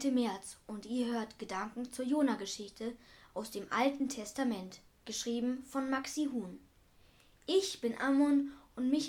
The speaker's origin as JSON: {"language": "German", "region": "Berlin", "country": "Germany", "said": "Machten sie das, was ich als Berliner machen würde, nämlich einfach an dem Spinner mit den Algen in den Haaren vorbeigehen und weiter an meinem Kaffee nippen"}